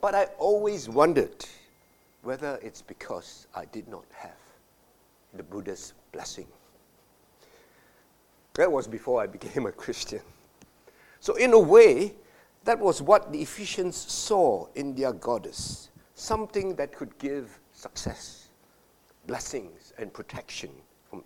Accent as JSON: {"language": "English", "country": "Malaysia", "tie": "born or raised there", "said": "As a boy growing up in Malaysia"}